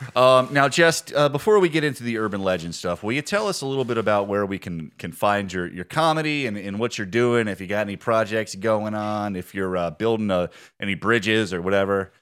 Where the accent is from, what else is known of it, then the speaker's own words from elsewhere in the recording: Harrisonburg, Virginia, United States; I grew up in Harrisonburg